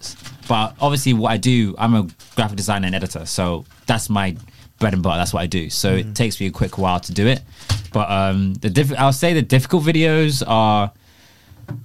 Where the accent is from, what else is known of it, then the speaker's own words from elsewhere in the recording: London, United Kingdom; also born or lived in Newcastle; I'm from London